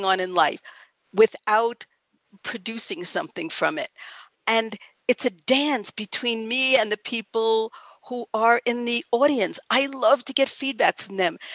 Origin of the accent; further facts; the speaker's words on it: New York City, New York, United States; I grew up in Queens in New York